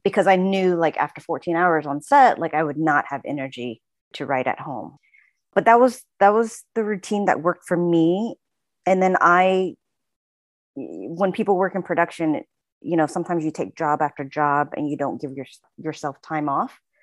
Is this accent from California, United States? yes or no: no; Houston, Texas, United States; moved away as an adult; also born or lived in Oklahoma / Boston; now in Los Angeles, United States; we moved to Houston, um, when I was six years old